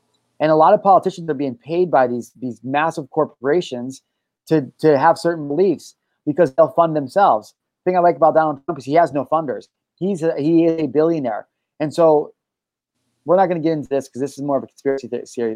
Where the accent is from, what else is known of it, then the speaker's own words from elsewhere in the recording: United States; I'm an American